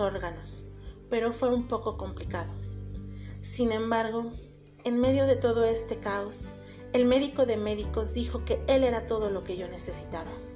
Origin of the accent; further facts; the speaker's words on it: Puebla, Mexico; de Puebla, México